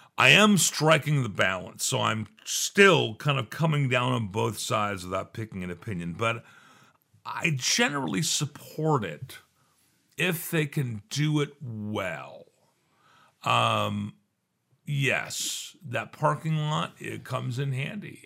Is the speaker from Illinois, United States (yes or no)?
no; Santa Barbara, California, United States; also born or lived in Phoenix, Arizona; I was, you know, born in Phoenix, Arizona, and I grew up out here in the Santa Barbara area